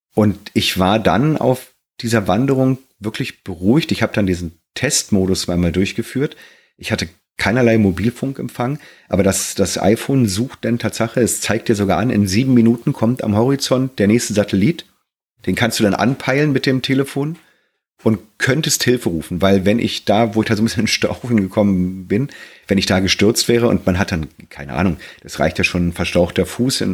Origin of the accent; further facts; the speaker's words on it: Germany; also born or lived in Black Forest; als Deutscher